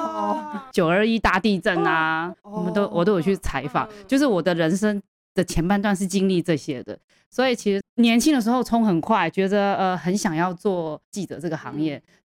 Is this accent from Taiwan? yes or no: no; Hong Kong; born there; 其实我是在香港出生